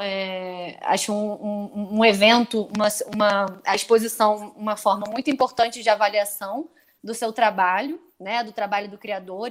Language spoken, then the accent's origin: Portuguese; Brazil; nós brasileiros